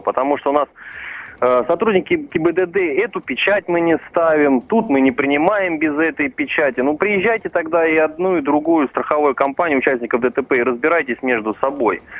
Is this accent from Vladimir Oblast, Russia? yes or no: yes; Vladimir, Vladimir Oblast, Russia; сам я из Владимира